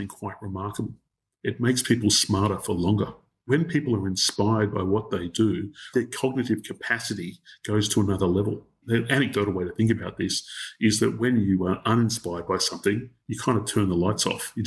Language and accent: English; Australia; as an Australian